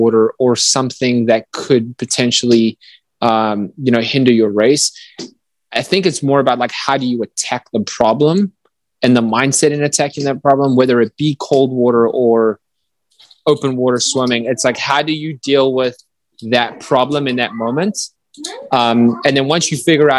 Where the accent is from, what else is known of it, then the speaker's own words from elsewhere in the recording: South Africa; moved away as an adult; I grew up in South Africa until I was 18.